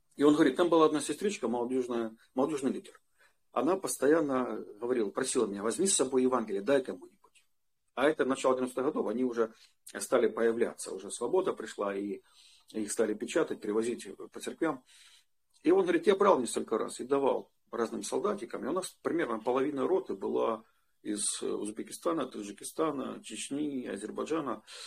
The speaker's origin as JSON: {"language": "Russian", "town": "Donetsk", "region": "Donetsk Oblast", "country": "Ukraine", "tie": "born or raised there", "also_born_or_lived": "Prokhladny, Kabardino-Balkaria, Russia", "moved": "as an adult", "said": "в городе Донецке, это мой родной город, я из Донецка"}